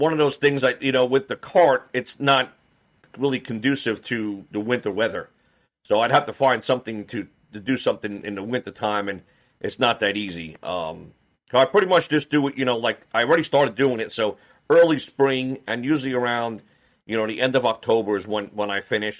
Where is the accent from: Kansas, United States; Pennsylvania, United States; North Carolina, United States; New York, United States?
New York, United States; moved away as an adult; now in Roanoke, United States; we're originally from New York